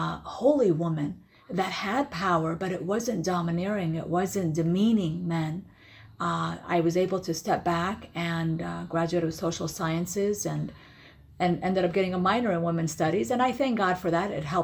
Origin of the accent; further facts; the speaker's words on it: California, United States; also born or lived in Iraq; Originally, I'm from Iraq, born and raised in Iraq. But when I came to America, I was around 9 years old and lived in California.